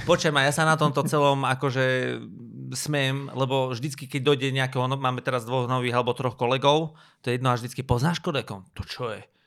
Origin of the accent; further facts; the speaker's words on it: Banská Bystrica, Banská Bystrica Region, Slovakia; ja som z Bystrice, my točíme každé euro